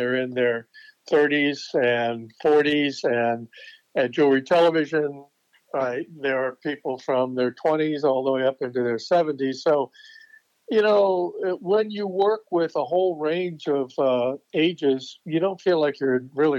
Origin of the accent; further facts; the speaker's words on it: St. Petersburg, Florida, United States; also born or lived in Boston, Massachusetts; and then St. Petersburg, Florida, the west coast of Florida, during the 8 or 9 months of the winter time. So I kind of grew up in both places. My mother's Italian family was from Boston